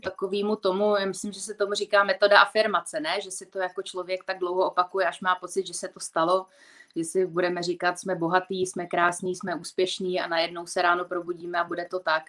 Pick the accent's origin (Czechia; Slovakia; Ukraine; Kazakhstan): Czechia; my Češi